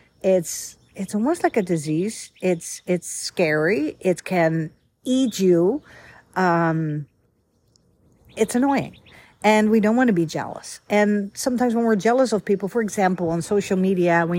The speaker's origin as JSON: {"language": "English", "country": "Netherlands", "tie": "born or raised there", "moved": "yes", "said": "I was born and raised in the Netherlands, Holland, capital Amsterdam"}